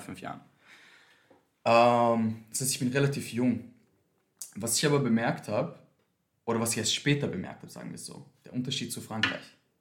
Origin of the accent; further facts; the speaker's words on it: Vienna, Austria; Wien, ich bin in Wien aufgewachsen.